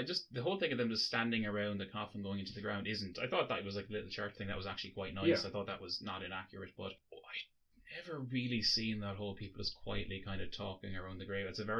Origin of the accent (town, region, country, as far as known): Ireland